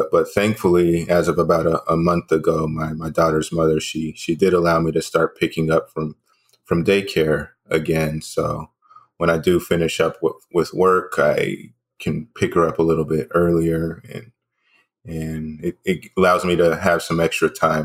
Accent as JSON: {"language": "English", "town": "Dallas", "region": "Texas", "country": "United States", "tie": "born or raised there", "also_born_or_lived": "New Hampshire", "said": "I was born in New Hampshire. I've lived in the Dallas area since I was about the age of 3 or 4."}